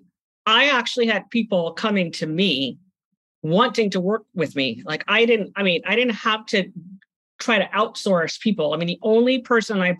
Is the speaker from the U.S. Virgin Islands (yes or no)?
no; Trinidad & Tobago; moved away; I'm from the Caribbean. I grew up in Trinidad and Tobago, and I also went home